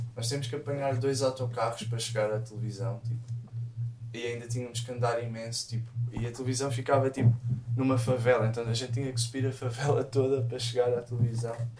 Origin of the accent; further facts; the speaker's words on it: Rio de Mouro, Lisbon, Portugal; quando era puto lá em Rio de Moro.